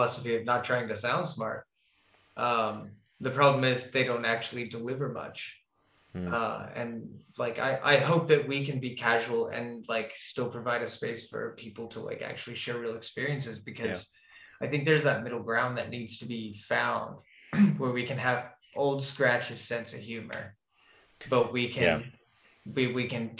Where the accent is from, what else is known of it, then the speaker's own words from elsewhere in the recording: Florida, United States; moved away as an adult; now in Scandinavia; I grew up in Florida